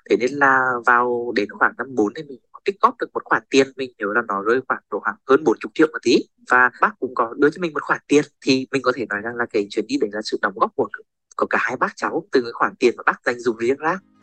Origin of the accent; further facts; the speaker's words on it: Nghệ An, Vietnam; quê mình thì ở à, tỉnh Nghệ